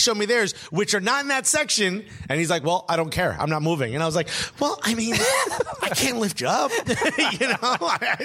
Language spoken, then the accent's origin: English; New York, United States; New York.